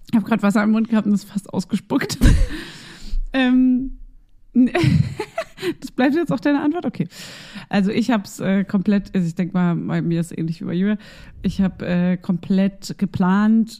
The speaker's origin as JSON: {"language": "German", "region": "Berlin", "country": "Germany", "said": "Ich bin ja auch ein Berliner und ich darf das sagen, weil ich komme hierher"}